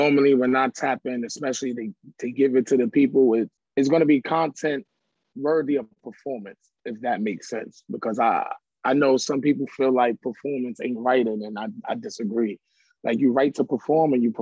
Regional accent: New York City, New York, United States; I'm from the Bronx, New York

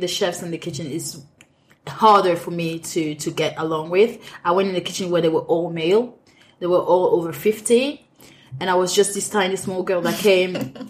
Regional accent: Cameroon; English is a second language; moved away as an adult; also born or lived in France; now in London, United Kingdom; I'm Cameroonian. I grew up in Cameroon

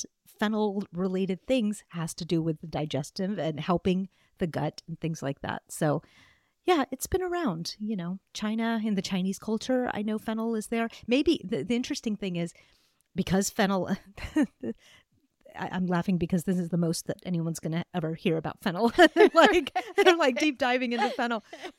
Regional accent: Pakistan; I'm originally from Pakistan. My family is from Pakistan.

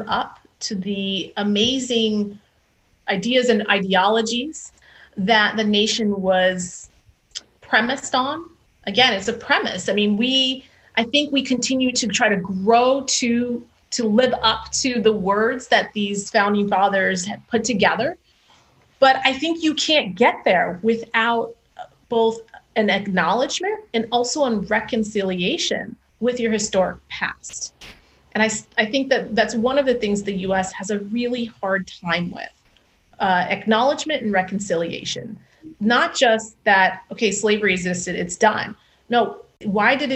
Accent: Chula Vista, California, United States; I grew up 3 miles in Chula Vista, 3 miles from the border

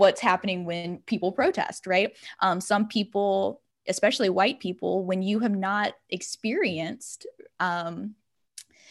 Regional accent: Livingston Parish, Louisiana, United States; now in Baton Rouge, United States; I am from Livingston Parish. I am from I live in Baton Rouge, but I grew up in Livingston Parish

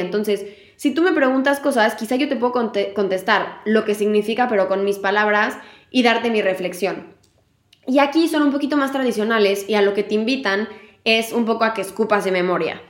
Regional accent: Mexico; moved away; La última vez que me fui de México

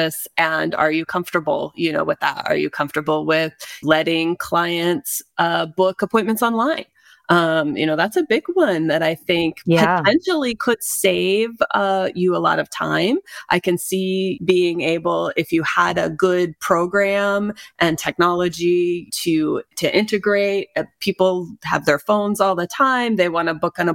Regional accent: Iowa, United States; moved away; I'm from Iowa originally

